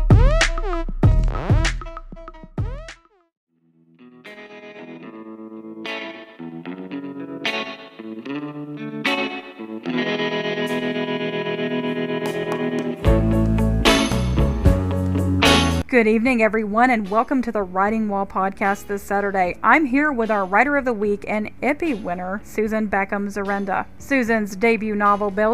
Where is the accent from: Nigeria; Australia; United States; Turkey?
United States; North Carolina; my home state of North Carolina